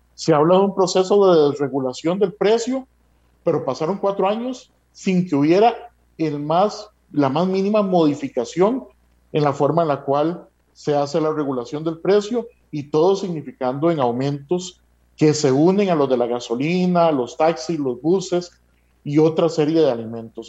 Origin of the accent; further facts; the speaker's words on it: Costa Rica; como costarricenses